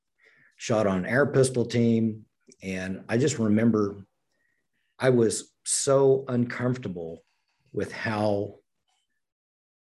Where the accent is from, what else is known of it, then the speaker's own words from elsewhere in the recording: Oklahoma, United States; I grew up in Oklahoma